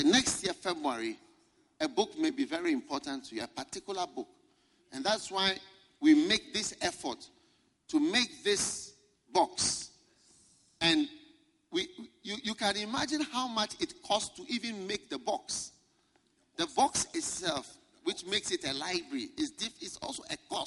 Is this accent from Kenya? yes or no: no; Ghana; I'm from Ghana